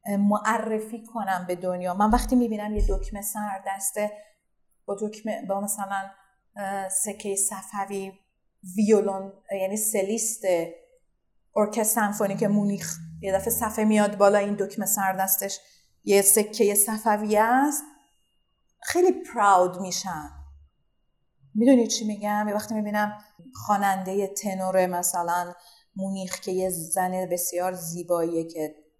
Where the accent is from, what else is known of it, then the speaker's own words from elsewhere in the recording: Iran; من یک زن هنرمند ایرانیم